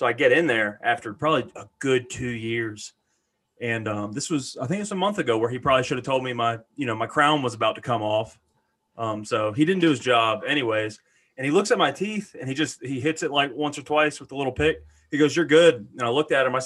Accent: Boulder, Colorado, United States; I'm from Boulder

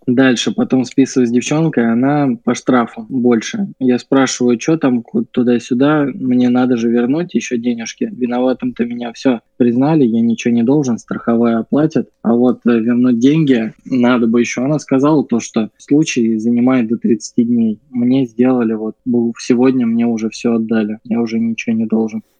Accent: Volgograd, Volgograd Oblast, Russia; now in Saint Petersburg, Russia; мы с тобой живем в Волгограде и родились в нем, ну, точнее, жили

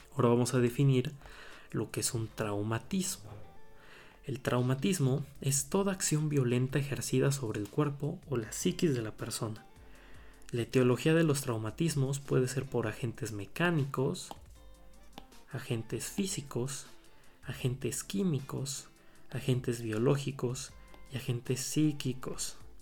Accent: Puebla, Mexico; soy el Estado de Puebla

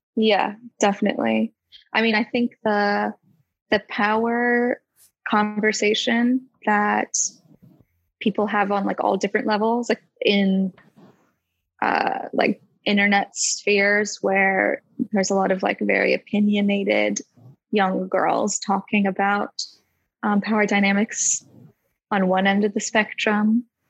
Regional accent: United States; now in London, United Kingdom; I'm an artist from America, but living in London

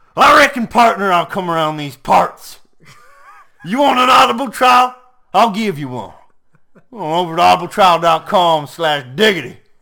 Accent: Canada; I'm Canadian

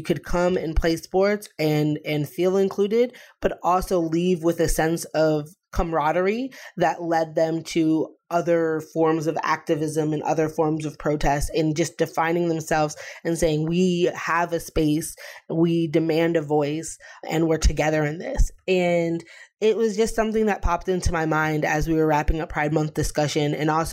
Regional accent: Pioneer Valley, Western Massachusetts, United States; in the Pioneer Valley, where I grew up in Western Massachusetts

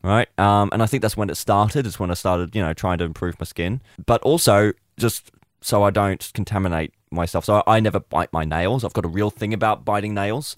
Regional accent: Australia; also born or lived in United Kingdom; I have gr-, spent my entire life, for the most part, in Australia

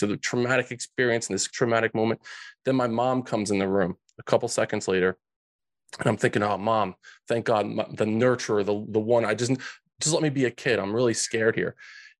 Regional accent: New Jersey, United States; So these kids, Frankie, Louie, and Vinny, growing up in Central Jersey.

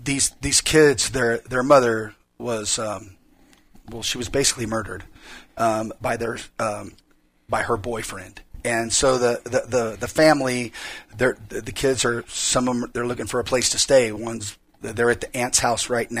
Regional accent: Bakersfield, California, United States; I grew up in Bakersfield

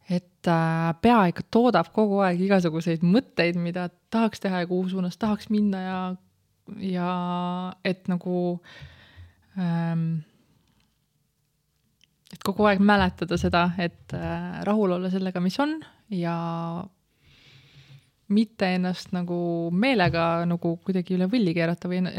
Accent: Tallinn, Harju County, Estonia; ma olen läbi ja lõhki tallinlane ah.? ma olen sündinud Tallinnas ja kasvanud oma esimese poole elust Nõmmel

